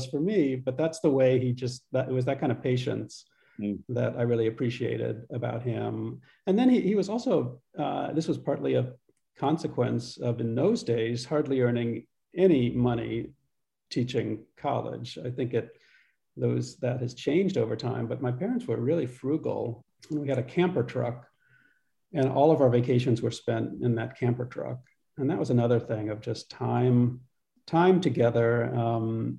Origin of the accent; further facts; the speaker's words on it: Pittsburgh, Pennsylvania, United States; moved away as an adult; also born or lived in Tucson, Arizona / Virginia / Utah; I grew up in Pittsburgh, Pennsylvania, first grade through 12th grade.